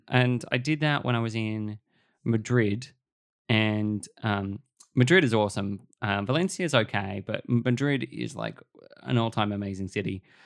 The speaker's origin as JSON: {"language": "English", "country": "Australia"}